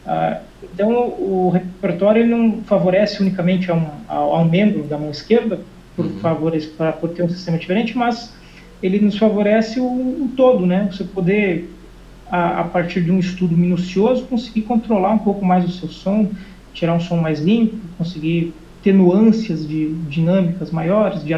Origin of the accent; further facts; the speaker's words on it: Horizontina, Rio Grande do Sul, Brazil; moved away as an adult; now in Portugal; eu sou do interior do Rio Grande do Sul, uma cidade chamada Horizontina